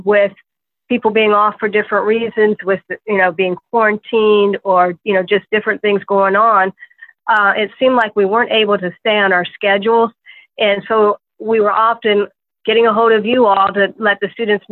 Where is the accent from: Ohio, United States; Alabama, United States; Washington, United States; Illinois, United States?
Ohio, United States; now in West Virginia, United States; I originally am from Ohio